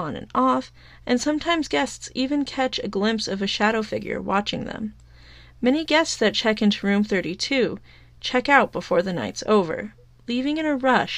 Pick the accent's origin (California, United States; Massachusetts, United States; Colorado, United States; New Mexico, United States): New Mexico, United States; episode 5, which takes place in my home state of New Mexico.